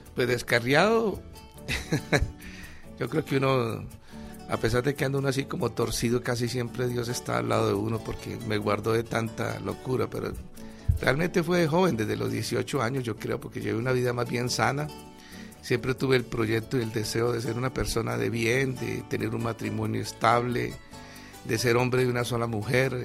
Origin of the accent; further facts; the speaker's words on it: Ibagué, Tolima, Colombia; en el 61 nací en la ciudad de Ibagué